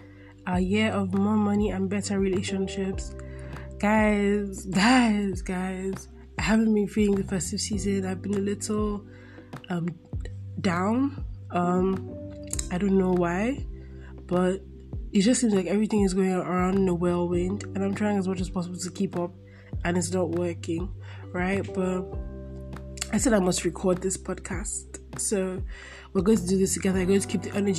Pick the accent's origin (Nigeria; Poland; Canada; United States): Nigeria; born or raised there